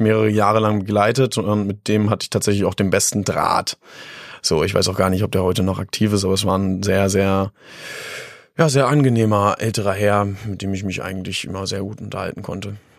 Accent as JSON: {"language": "German", "town": "Hattorf am Harz", "region": "Lower Saxony", "country": "Germany", "tie": "born or raised there", "moved": "yes", "lives_now": "Göttingen, Germany", "said": "Aufgewachsen bin ich tatsächlich in Hattorf am Harz"}